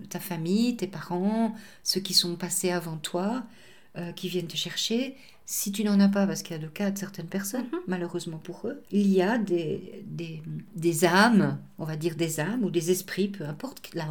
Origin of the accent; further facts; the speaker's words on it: England, United Kingdom; Alors la vision en Angleterre elle est complètement différente de la vision francophone. Chez nous en Angleterre on appelait ça des cercles, des cercles d'aide, rescue circle, et c'était extrêmement pratiqué.